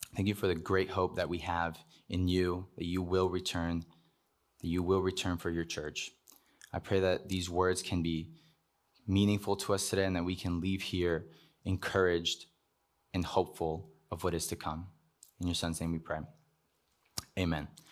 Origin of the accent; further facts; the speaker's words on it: Cuba; moved away; I was born in Cuba.